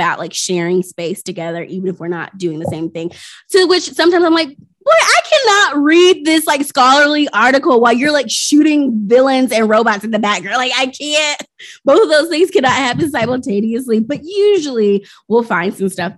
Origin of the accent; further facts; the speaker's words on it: Tennessee, United States; I grew up in Tennessee